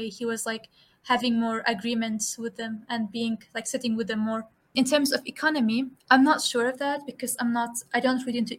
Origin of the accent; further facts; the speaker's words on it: Kirkuk, Kirkuk Governorate, Iraq; moved away; I'm from Kirkuk, essentially, originally.